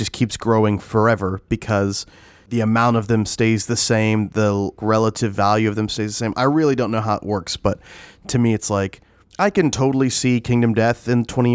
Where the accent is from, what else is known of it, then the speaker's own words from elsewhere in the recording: Dallas, Texas, United States; I'm in Dallas, Texas